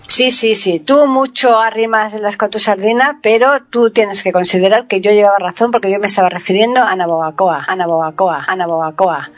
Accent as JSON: {"language": "Spanish", "town": "Alcalá de Guadaíra", "region": "Andalusia", "country": "Spain", "said": "de donde soy yo Alcalá"}